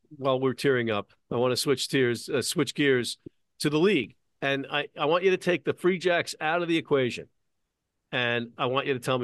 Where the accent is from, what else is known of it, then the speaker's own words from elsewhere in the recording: New Yorker, United States; as a New Yorker